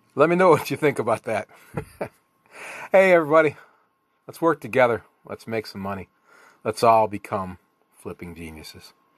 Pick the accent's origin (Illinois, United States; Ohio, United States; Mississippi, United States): Ohio, United States; Nick and I grew up together in Ohio